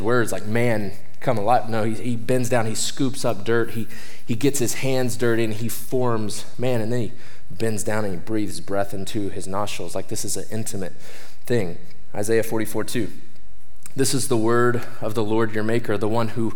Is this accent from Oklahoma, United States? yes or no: yes; Oklahoma, United States; moved away; I'm from Oklahoma.